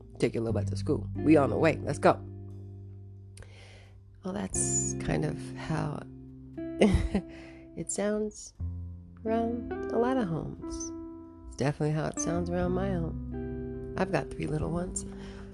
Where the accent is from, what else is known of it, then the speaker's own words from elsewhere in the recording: United States; as an American